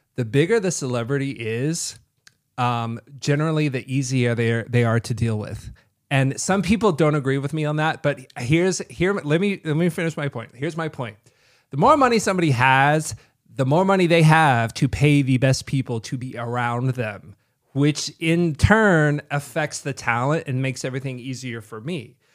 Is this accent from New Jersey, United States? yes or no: no; Kentucky, United States; moved away as an adult; also born or lived in Chicago; now in Las Vegas, United States; I loved growing up in Kentucky, but I just wanted to get out of there